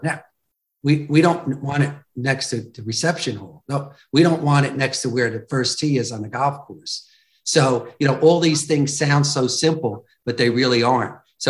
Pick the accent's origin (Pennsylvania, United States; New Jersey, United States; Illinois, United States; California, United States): New Jersey, United States; South Plainfield; my hometown of South Plainfield